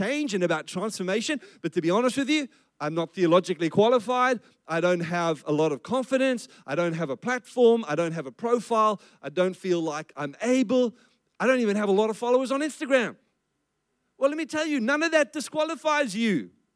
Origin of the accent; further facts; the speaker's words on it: South Africa; I grew up in South Africa, and I grew up under the apartheid system